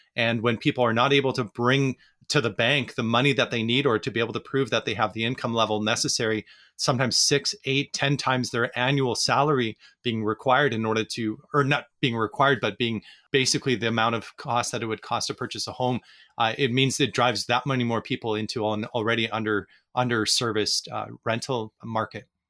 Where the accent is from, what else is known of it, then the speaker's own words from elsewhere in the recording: Vancouver, British Columbia, Canada; in Vancouver, where I'm from